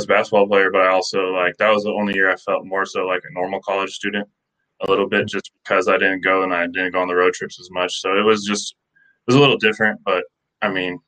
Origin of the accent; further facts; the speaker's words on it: Iowa, United States; moved away as an adult; I'm from Iowa.